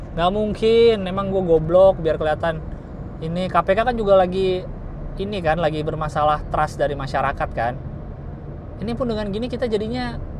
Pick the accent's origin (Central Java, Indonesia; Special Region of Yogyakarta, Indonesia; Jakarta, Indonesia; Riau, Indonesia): Jakarta, Indonesia; gua lahir dan besar di Jakarta